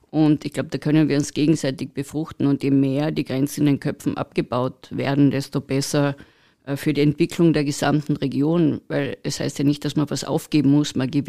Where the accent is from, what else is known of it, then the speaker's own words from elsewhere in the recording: Carinthia, Austria; Wir reden als Kärntner sehr viel, dass es hier so schön ist und wie schön wir es hier haben